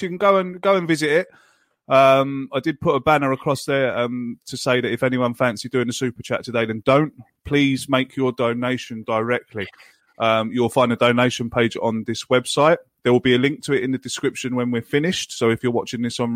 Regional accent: England, United Kingdom; now in Ireland; I live in Ireland, and as an Englishman living in Ireland

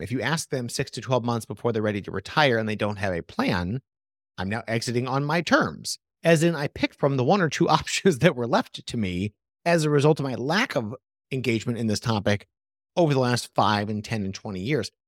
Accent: Portland, Oregon, United States; I come from Portland, Oregon, tons of small businesses there

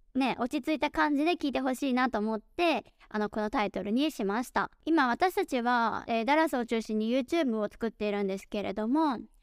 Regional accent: Taiwan; Japanese is a second language; also born or lived in United States; now in Dallas, United States; アメリカ生まれ、台湾育ちの衛星アメリカ人

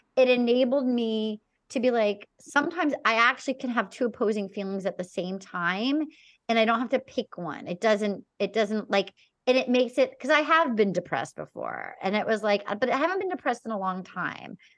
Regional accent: Little Compton, Rhode Island, United States; I grew up in Little Compton, Rhode Island.

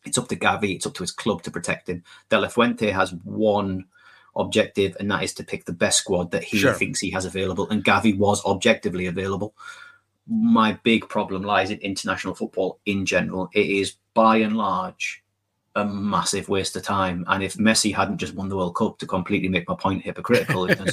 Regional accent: Scotland, United Kingdom; I'm saying this as a Scot. I'm saying this as a very proud Scot

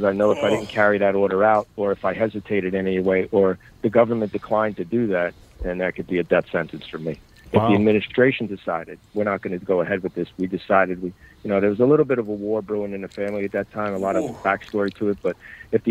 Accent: Bayonne, New Jersey, United States; I grew up in Bayonne, New Jersey. That's my neighborhood.

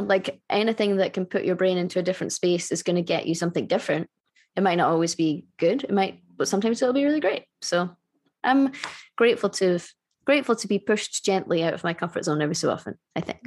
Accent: Scotland, United Kingdom; I'm Scottish.

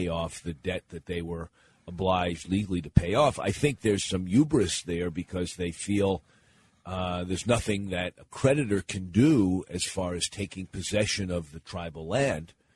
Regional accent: Pennsylvania, United States; moved away; I was born in Pennsylvania and then returned there after I started my career as a community organizer

